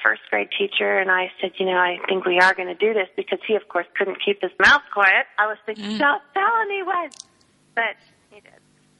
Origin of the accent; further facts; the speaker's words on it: Dallas, Texas, United States; now in Austin, United States; I'm Dallas.